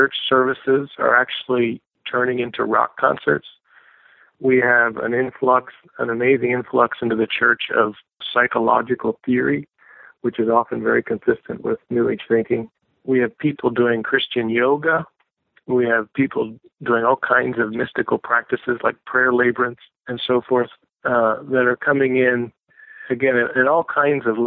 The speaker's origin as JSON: {"language": "English", "country": "United States", "said": "I say this as an American"}